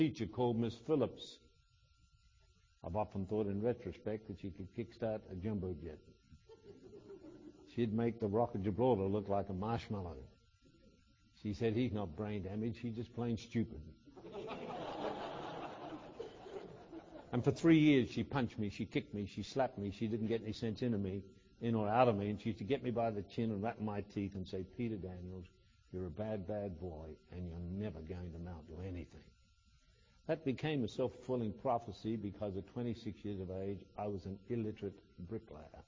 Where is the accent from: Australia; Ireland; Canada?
Australia; in Australia we have a farm called Victoria Downs